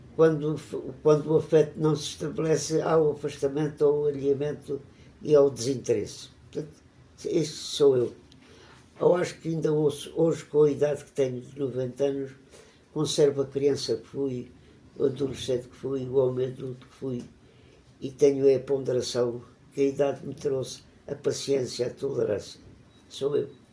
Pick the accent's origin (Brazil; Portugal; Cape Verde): Portugal; Évora, Alentejo; Nasci em Évora em 1931. Tive uma infância muito feliz na cidade, como criança e como adolescente